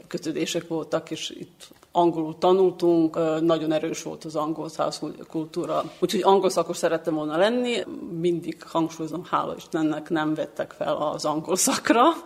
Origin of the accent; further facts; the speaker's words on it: Belgrade, Serbia; Hungarian is a second language; also born or lived in Senta; Belgrádban éltem egész életemen át